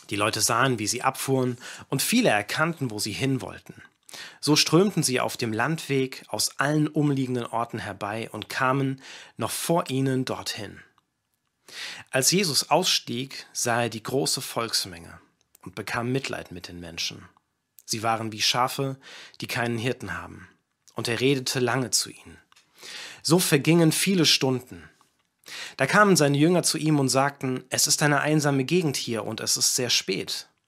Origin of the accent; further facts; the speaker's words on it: Kenya; viele wissen das, aber ich bin nicht in Deutschland aufgewachsen, sondern ich bin in Kenia aufgewachsen.